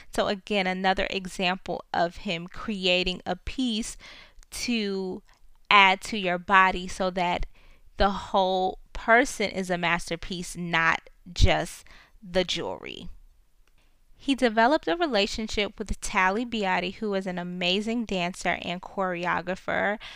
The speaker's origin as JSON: {"language": "English", "town": "New York City", "region": "New York", "country": "United States", "tie": "born or raised there", "said": "Brooklyn, my hometown"}